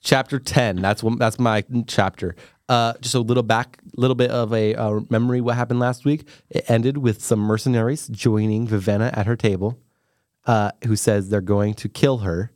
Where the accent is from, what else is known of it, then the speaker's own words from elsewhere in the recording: United States; I am American